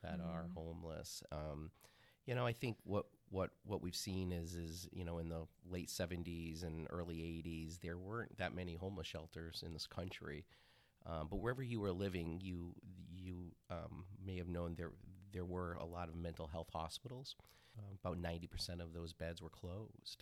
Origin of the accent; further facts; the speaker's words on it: Yarmouth, Maine, United States; I grew up in Yarmouth, Maine, right outside of Portland